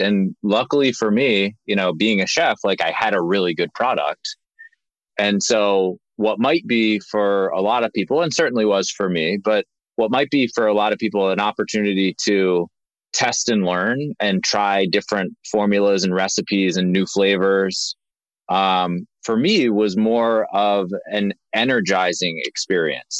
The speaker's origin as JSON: {"language": "English", "town": "Linthicum", "region": "Maryland", "country": "United States", "tie": "born or raised there", "said": "We grew up in Maryland, uh, right outside of Baltimore, in a in a town called Linthicum"}